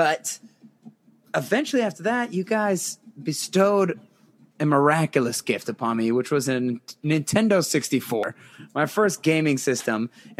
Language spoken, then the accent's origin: English; West Mifflin, Pennsylvania, United States; also born or lived in Washington, D.C.; And I was born in Washington, D.C., as he said. Technically, the birth certificate says Washington, D.C., but really, I'm from West Mifflin, South, let it be known, not North.